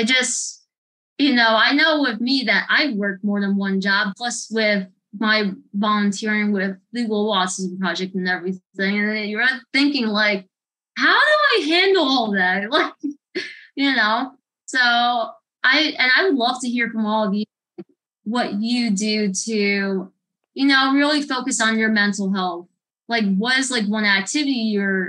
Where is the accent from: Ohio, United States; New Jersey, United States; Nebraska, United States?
New Jersey, United States; moved away as an adult; now in Florida, United States; I live in Florida. I grew up in New Jersey. Originally, I was from New Jersey. I grew up there for pretty much most of my life.